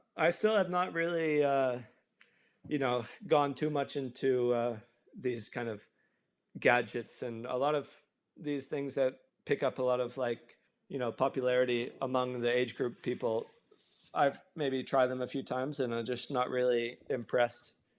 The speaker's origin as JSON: {"language": "English", "region": "Tennessee", "country": "United States", "tie": "born or raised there", "moved": "yes", "said": "where I grew up specifically in Tennessee"}